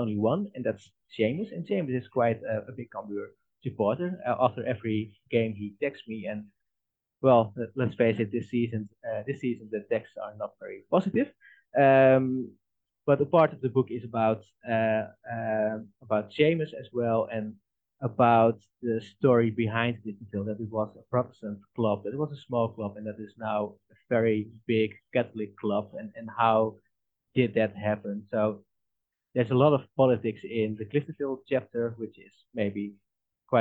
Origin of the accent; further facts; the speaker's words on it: Netherlands; I'm from the Netherlands